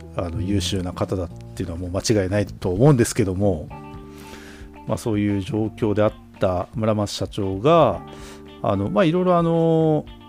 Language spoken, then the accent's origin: Japanese; Obihiro, Hokkaido, Japan; 僕らの地元の北海道帯広市